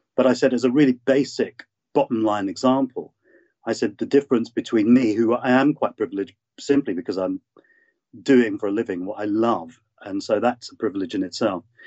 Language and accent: English; London, United Kingdom; I was born in London and brought up here